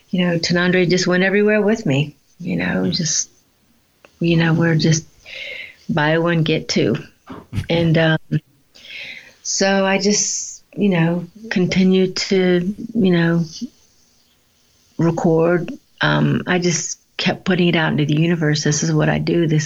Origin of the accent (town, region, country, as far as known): Georgia, United States; born or raised there; moved away as an adult; also born or lived in New Mexico / Atlanta, Georgia / Minneapolis, Minnesota